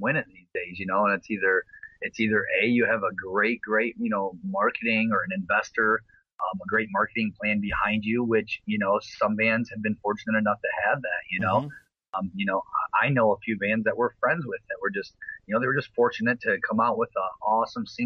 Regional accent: Flint, Michigan, United States; Flint here, my hometown

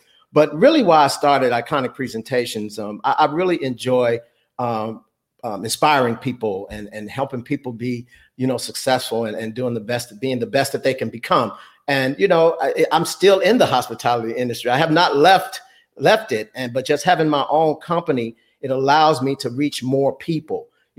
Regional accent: Chicago, Illinois, United States; I'm actually originally from Chicago, and I went to a vocational.

